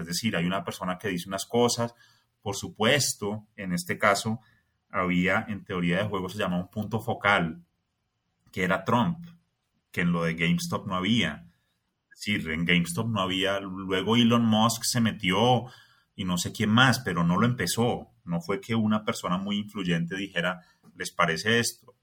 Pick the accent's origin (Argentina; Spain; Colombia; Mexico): Colombia; me siento como muy colombiano